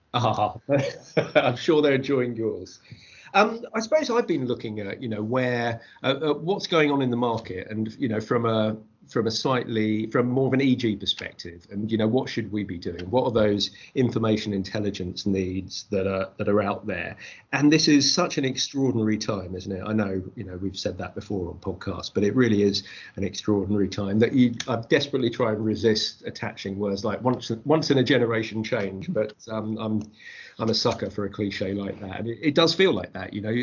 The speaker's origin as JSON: {"language": "English", "town": "Croydon", "region": "London", "country": "United Kingdom", "tie": "born or raised there", "also_born_or_lived": "Birmingham", "moved": "as an adult", "said": "Croydon, um, having grown up there, and I moved from Croydon to go to university in Birmingham."}